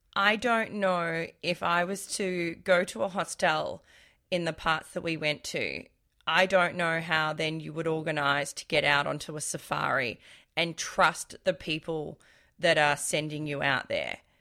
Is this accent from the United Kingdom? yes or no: no; Australia; I'm Australian